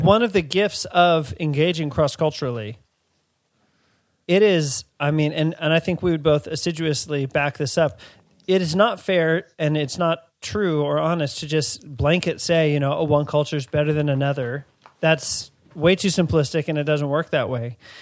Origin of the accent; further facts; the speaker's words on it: Washington, District of Columbia, United States; the place that I grew up in Washington, D C, isn't where my parents are from.